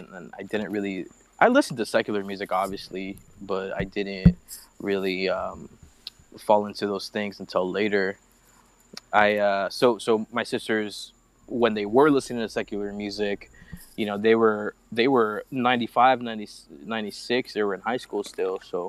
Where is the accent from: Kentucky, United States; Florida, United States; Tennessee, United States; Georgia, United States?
Florida, United States; Miami; I was born and raised in Miami. I was born in Jackson Hospital.